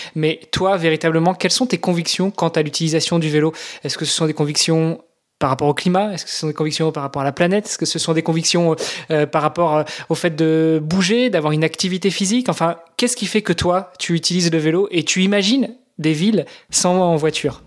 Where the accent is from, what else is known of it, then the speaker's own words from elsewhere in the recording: Normandy, France; moved away as an adult; also born or lived in Luxembourg; je suis franco-italien, j'ai grandi en Normandie, j'ai immigré au Luxembourg pendant 15 ans